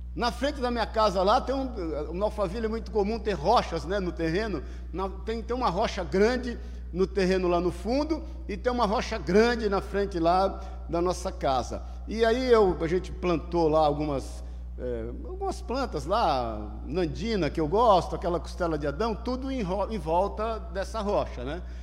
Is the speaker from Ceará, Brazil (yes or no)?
no; Paulista, São Paulo, Brazil; em casa, como todo paulista bom, lavando o carro.